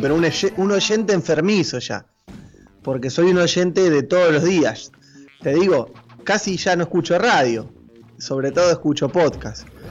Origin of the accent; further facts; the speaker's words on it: Argentina; also born or lived in Chivilcoy, Buenos Aires Province, Argentina; En la ciudad de Chivilcoy, en la provincia de Buenos Aires, en mi país Argentina.